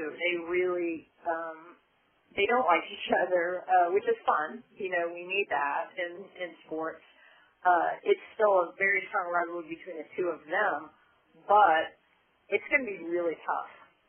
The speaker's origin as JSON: {"language": "English", "region": "Midwest", "country": "United States", "said": "And I'm from the Midwest, so I'm not saying anything negative about the Midwest."}